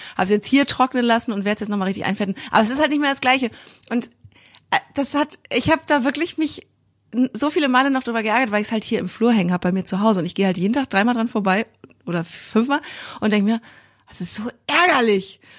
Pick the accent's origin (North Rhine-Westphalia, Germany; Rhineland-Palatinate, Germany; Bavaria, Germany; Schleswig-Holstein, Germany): Schleswig-Holstein, Germany; Kiel; Ich komme ja auch aus Kiel, so wie Mira